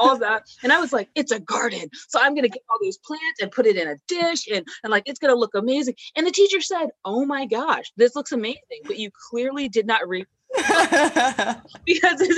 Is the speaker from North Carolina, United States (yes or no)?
yes; Raleigh, North Carolina, United States; I grew up in Raleigh